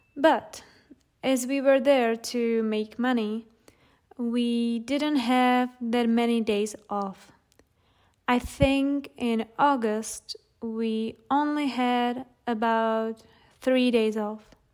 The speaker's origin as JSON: {"language": "English", "country": "Czechia", "said": "here in the Czech Republic"}